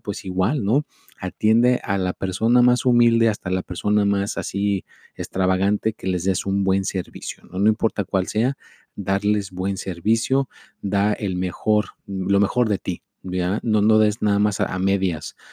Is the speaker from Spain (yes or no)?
no; Mexico; yo soy mexicano